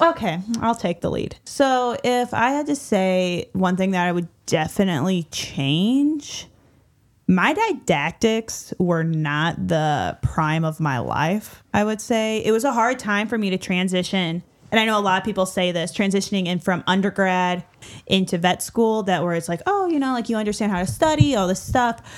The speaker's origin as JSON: {"language": "English", "area": "small town outside Saint Louis", "region": "Illinois side", "country": "United States", "said": "I am from a small town right outside of Saint Louis on the Illinois side"}